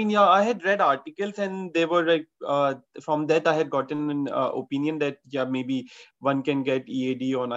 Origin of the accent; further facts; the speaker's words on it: India; moved away; I'm an Indian